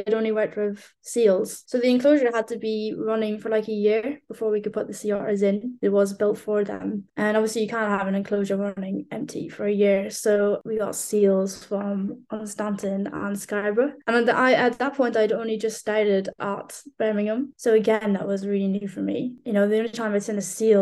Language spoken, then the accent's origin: English; Ireland; now in United Kingdom; being Irish